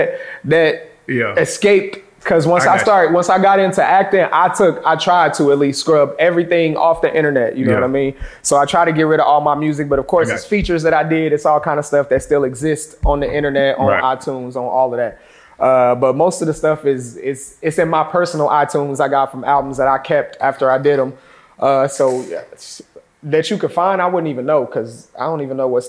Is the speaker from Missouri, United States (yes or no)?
yes; Kansas City, Missouri, United States; moved away as an adult; now in New York, United States; I'm from Kansas City, Missouri, originally.